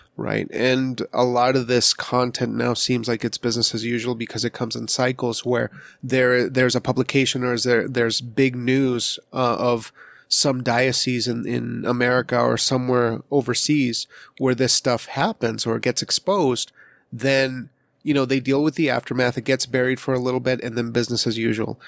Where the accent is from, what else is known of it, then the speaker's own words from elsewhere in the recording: Wyoming, United States; I was raised in Wyoming